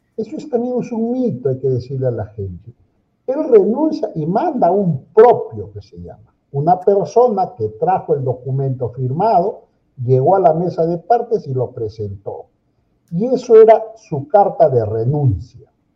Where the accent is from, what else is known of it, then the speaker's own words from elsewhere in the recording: Peru; como todo peruano